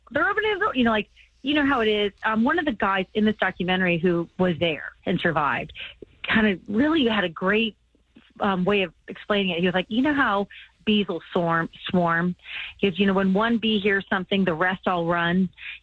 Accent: Finneytown, Ohio, United States; I was from Cincinnati, because I grew up in Finneytown

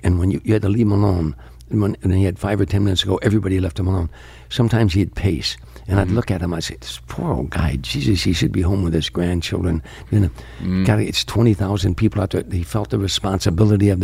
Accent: Harvey, Illinois, United States; moved away; I was a kid from Harvey, Illinois.

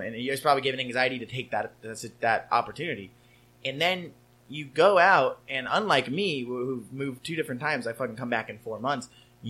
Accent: California, United States; There's always that like, well, I'm from Southern California, so I'm better than you vibe.

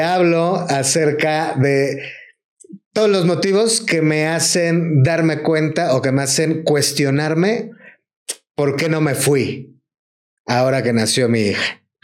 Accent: Mexico; los mexicanos

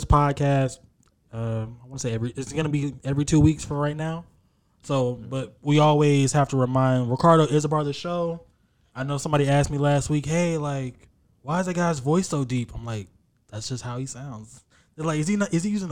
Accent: Texas, United States; I'm from Texas. We come from a different cloth.

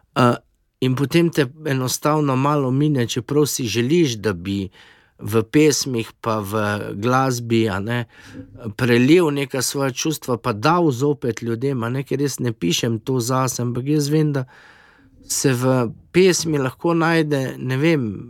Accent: Slovenia; moramo biti ponosni na domovino Slovenijo

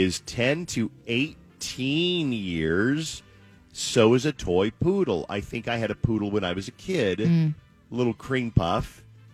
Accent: Colorado Springs, Colorado, United States; My hometown of Colorado Springs

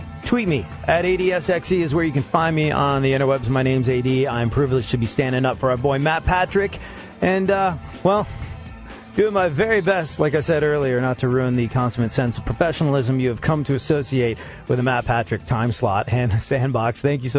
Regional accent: England, United Kingdom; And I remember being a kid growing up in England and realizing for the first time that maybe things were a little different.

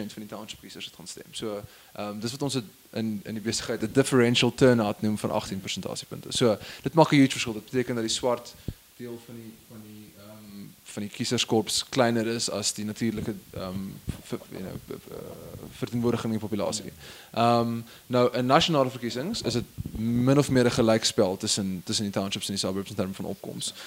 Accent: Stellenbosch, Western Cape, South Africa; ek het groot geword in Stellenbosch

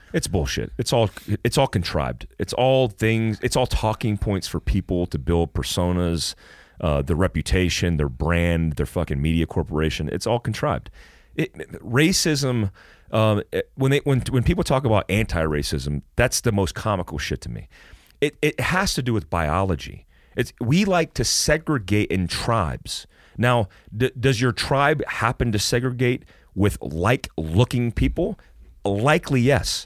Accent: Florida, United States; when I played basketball as a young kid growing up in Florida with all black kids

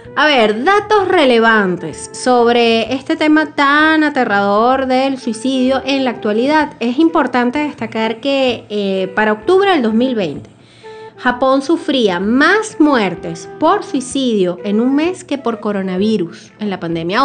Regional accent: Venezuela

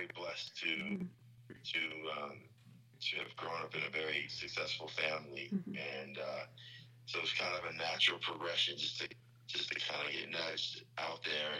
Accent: Beverly Hills, California, United States; I grew up in Hollywood, California, actually Beverly Hills

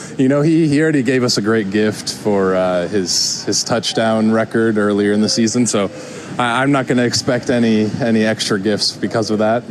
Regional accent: Minnesota, United States; moved away; I, I grew up in Minnesota

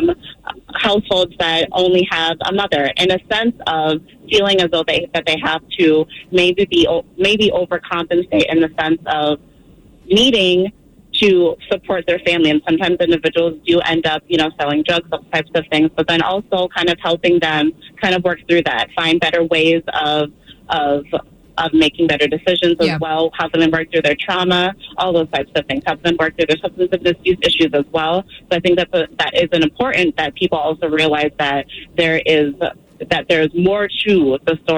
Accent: Minnesota, United States; also born or lived in Boston; I'm from Minnesota. I actually lived in Boston for two years, and I was getting my master's program at William James College.

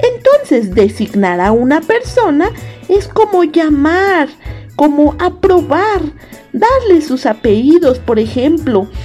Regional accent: Mexico; also born or lived in Costa Rica

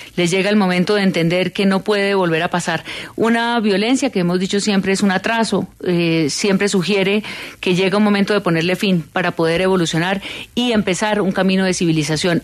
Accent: Colombia; ¿Dónde estábamos los colombianos

